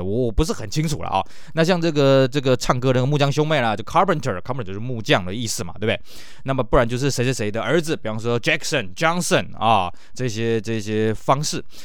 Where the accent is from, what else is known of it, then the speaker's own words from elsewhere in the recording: Taiwan; 尤其像呢，这个我们台湾这边呢